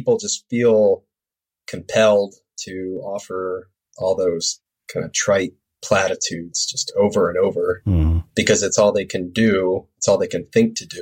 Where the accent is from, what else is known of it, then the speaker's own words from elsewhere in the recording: South Carolina, United States; growing up in South Carolina in the 90s